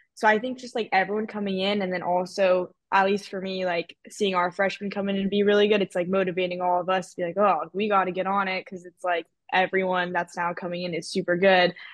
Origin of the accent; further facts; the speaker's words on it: Manhattan Beach, California, United States; I'm from Manhattan Beach, kinda like the mecca of beach volleyball.